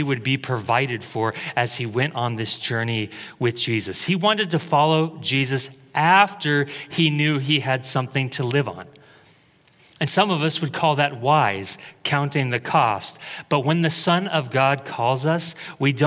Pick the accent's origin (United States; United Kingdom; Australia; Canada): United States; Creswell, Oregon; I moved back to my hometown to work at Taco Bell.